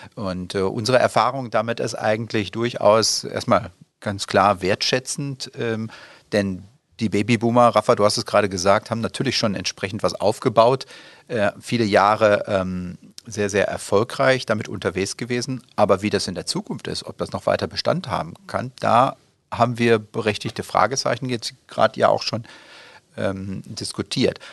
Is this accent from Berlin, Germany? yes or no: no; North Rhine-Westphalia, Germany; now in Dortmund, Germany; meine Heimat Richtung Südwestfalen